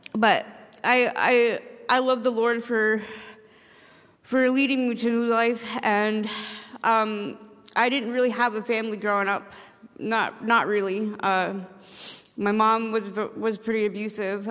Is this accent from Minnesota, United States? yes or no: no; Caribou, Maine, United States; I'm from Caribou